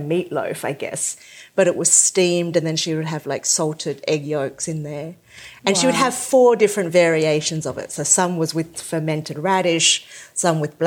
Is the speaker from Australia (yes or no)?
yes; Sydney, New South Wales, Australia; I grew up in a Cantonese household. My parents were immigrants from the south of China. We lived in the suburbs of Sydney